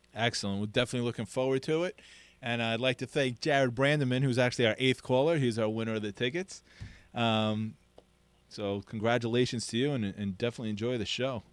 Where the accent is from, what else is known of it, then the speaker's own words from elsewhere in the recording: New York City, New York, United States; now in Miami, United States; I am a New Yorker.